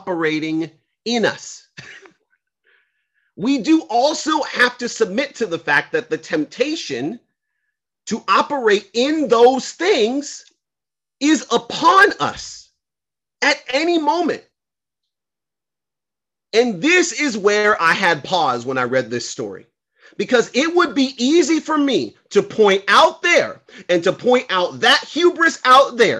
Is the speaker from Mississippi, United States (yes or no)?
no; Los Angeles, California, United States; I grew up in South Central in the 90s